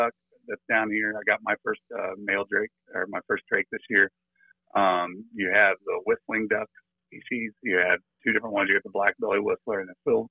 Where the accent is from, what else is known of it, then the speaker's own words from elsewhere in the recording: Illinois, United States; moved away as an adult; now in Florida, United States; We're originally from Illinois, along the Mississippi River